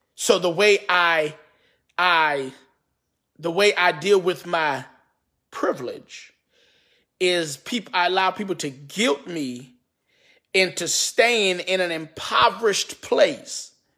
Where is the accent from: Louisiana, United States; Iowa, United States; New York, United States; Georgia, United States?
New York, United States; New York City; also born or lived in Bronx / Queens / Brooklyn; I was born and raised in Harlem, moved to the Bronx, also lived in Queens, lived in Brooklyn for a little while